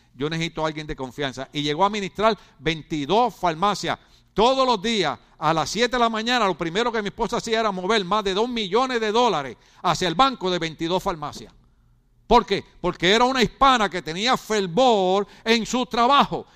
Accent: Ponce, Puerto Rico; moved away; yo soy puertorriqueño igual que él, yo soy de Ponce igual que él y soy de la playa igual que él

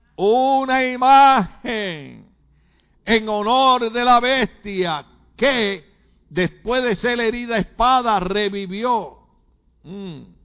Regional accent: Puerto Rico; now in United States; soy puertorriqueño

